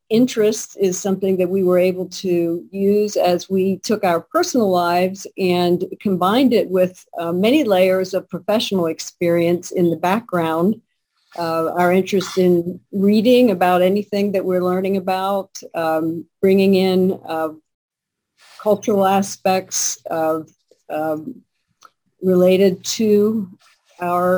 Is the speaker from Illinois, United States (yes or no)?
no; Pennsylvania, United States; now in Michigan, United States; I come from Pennsylvania